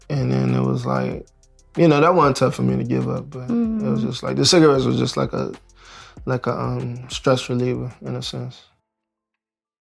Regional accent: New Orleans, Louisiana, United States; growing up in New Orleans, you were either Baptist or you were Catholic if you were black

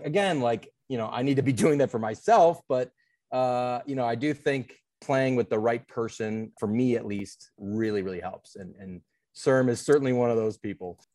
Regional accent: Cleveland, Ohio, United States; moved away as an adult; now in Chicago, United States; I'm from Cleveland, Ohio, 35 years old, live in Chicago now for the past 10 years

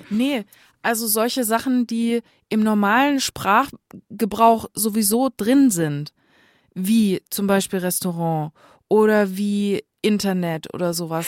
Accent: Northern Hesse, Germany; bei uns in Nordhessen, wo ich aufgewachsen bin, in den Dörfchen

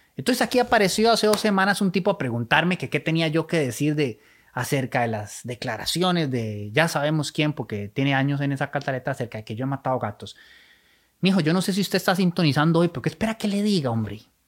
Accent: Costa Rica; somos ticos

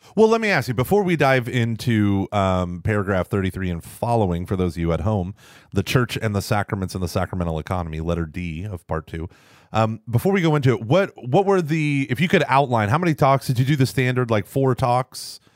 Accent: Tulsa, Oklahoma, United States; growing up in Oklahoma, in Tulsa, in that diocese

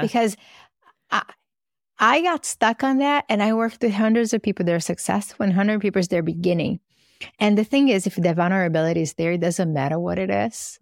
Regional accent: Brazil; now in United States; I grew up in Brazil

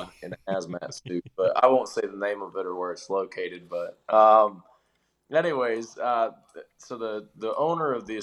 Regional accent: Sergeant Bluff, Iowa, United States; moved away as an adult; now in Nashville, United States; a star on my hometown of Sergeant Bluff, Iowa

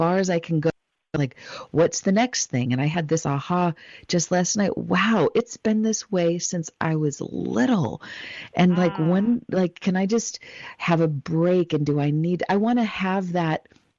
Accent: Los Angeles, California, United States; I was born in Los Angeles, California

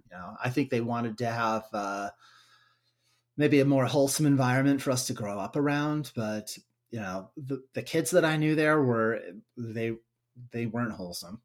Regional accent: United States; my hometown, Waukee

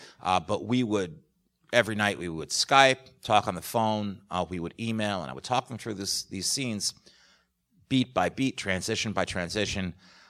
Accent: New York, United States; But I grew up in New York, and my parents took me to the theater all the time, starting from a very young age.

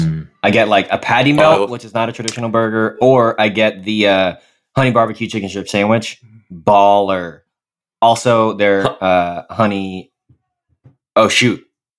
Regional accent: Dallas, Texas, United States; now in Midwest, United States; So I'm originally from Dallas, Texas, which is an interesting place to be because Texas is huge.

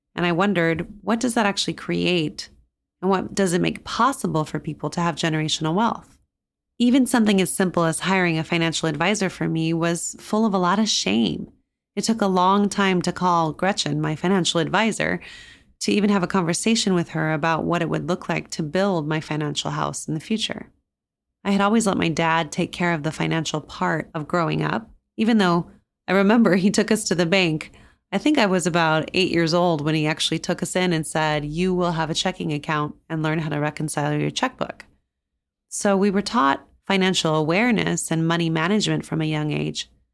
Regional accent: New Mexico, United States; moved away; growing up in New Mexico and coming from one of the poorer states in the US

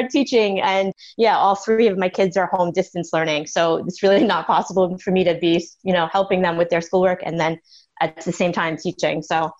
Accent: New York, United States; moved away as an adult; also born or lived in Miami; now in Orlando, United States; I live in Florida with my husband of 16 years, Dennis. We were both born and raised in New York, but we've been living in Florida for 15 years now.

